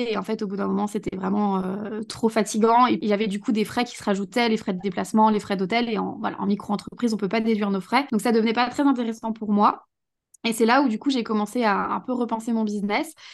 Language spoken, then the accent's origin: French; Saint-Etienne, Auvergne-Rhône-Alpes, France; je pouvais pas me projeter dans me lancer dans un boulot à Saint-Etienne, parce que du coup, je suis de Saint-Etienne.